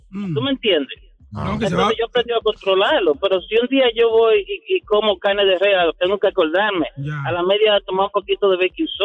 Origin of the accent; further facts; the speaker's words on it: Dominican Republic; yo soy dominicano moreno